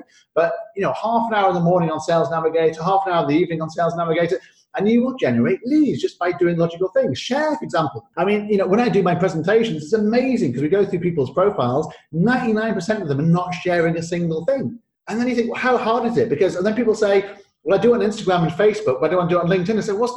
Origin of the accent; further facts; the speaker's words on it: United Kingdom; now in Singapore; my old passport, which I obviously had to renounce for the British passport